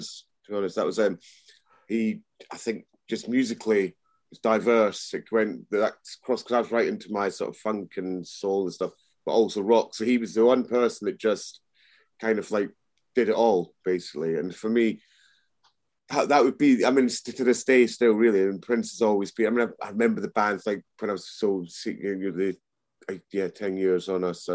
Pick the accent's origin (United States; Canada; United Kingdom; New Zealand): United Kingdom; Edinburgh, Scotland; I was brought up in Scotland, in Edinburgh